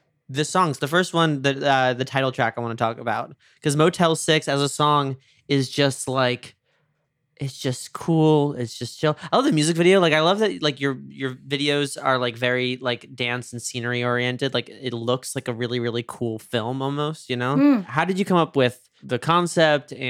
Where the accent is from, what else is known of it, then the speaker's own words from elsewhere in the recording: New York, United States; moved away; growing up in New York